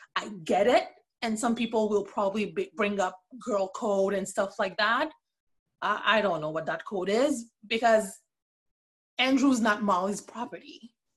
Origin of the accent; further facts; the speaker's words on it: Port-au-Prince, Ouest, Haiti; moved away as an adult; now in Canada; I was born and raised in Port au Prince, Haiti. I currently live in Canada.